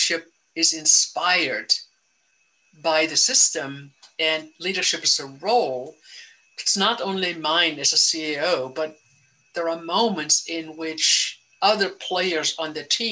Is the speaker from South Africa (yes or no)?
yes; South Africa; now in United States; I grew up in South Africa